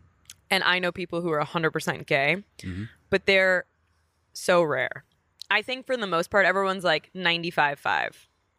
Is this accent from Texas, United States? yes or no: no; Queens, New York, United States; born or raised there